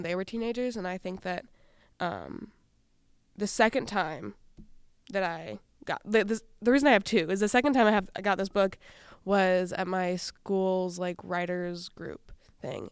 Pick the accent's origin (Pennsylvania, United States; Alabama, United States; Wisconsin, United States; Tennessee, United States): Wisconsin, United States; also born or lived in Rondo, Saint Paul, Minnesota; now in Saint Paul, United States; I grew up in Wisconsin